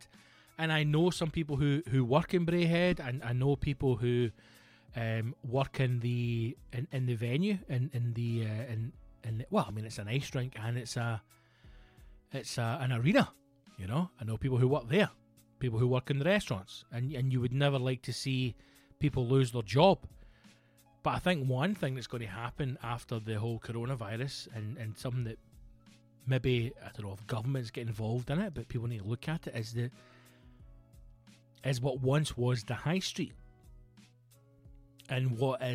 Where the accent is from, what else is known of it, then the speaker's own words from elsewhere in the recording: Renfrew, Scotland, United Kingdom; I grew up and lived in Renfrew, and Paisley was our nearest big town